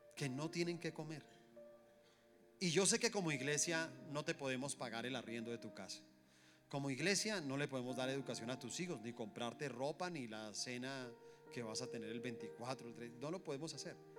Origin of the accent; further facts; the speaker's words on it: Colombia; somos colombianos, somos una misma nación